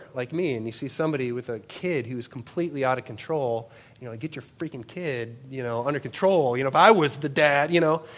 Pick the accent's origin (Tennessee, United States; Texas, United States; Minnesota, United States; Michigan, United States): Minnesota, United States; Worthington; I grew up in Worthington, Minnesota